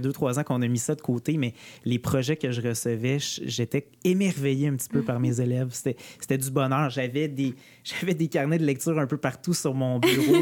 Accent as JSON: {"language": "French", "area": "Outaouais", "region": "Quebec", "country": "Canada", "tie": "born or raised there", "also_born_or_lived": "Chibougamau", "moved": "yes", "said": "j'ai déménagé en Outaouais"}